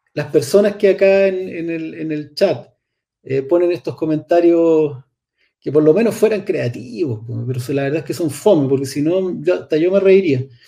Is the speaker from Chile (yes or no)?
yes; Chile; somos finalmente pueblo de Chile